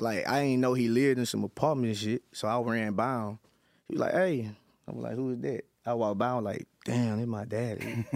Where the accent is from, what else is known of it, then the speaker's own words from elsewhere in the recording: West Memphis, Arkansas, United States; I'm in West Memphis, Arkansas. I'm not from Memphis